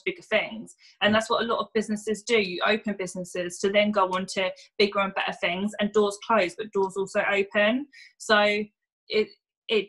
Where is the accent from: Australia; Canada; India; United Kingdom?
United Kingdom; Luton, East of England; I grew up in Luton originally.